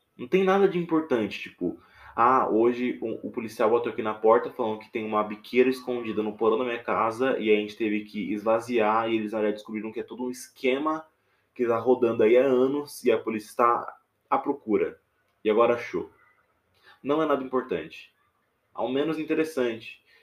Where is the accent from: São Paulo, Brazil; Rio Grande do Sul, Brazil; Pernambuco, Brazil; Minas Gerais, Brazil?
Minas Gerais, Brazil; interior of; Eu tô aqui falando diretamente do interior de Minas Gerais, que é onde eu sou nascido e criado. Dá pra ver o meu sotaque